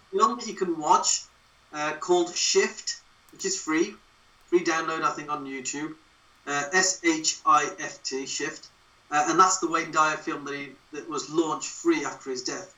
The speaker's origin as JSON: {"language": "English", "town": "Wolverhampton", "region": "West Midlands", "country": "United Kingdom", "tie": "born or raised there", "moved": "as an adult", "lives_now": "Derbyshire, United Kingdom", "said": "I was born and bred in Wolverhampton, but I've always lived in Derbyshire because that's where I moved to when I joined the police service"}